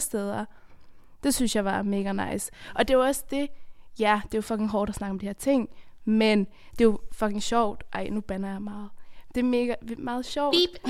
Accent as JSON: {"language": "Danish", "country": "Afghanistan", "moved": "yes", "lives_now": "Denmark", "said": "jeg kommer fra Afghanistan, hvor det er et af de fem værste lande at være kvinde i."}